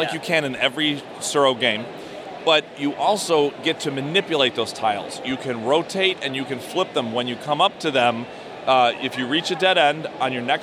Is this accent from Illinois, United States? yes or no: yes; Plainfield, Illinois, United States; I'm from Plainfield, Illinois, which is, I'm outside Chicago.